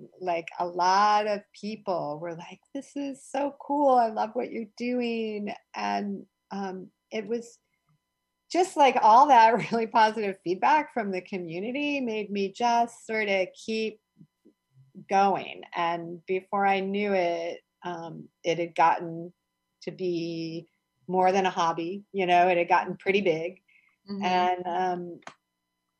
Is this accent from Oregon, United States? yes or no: yes; Eugene, Oregon, United States; moved away as an adult; now in Philadelphia, United States; I grew up in Eugene, Oregon.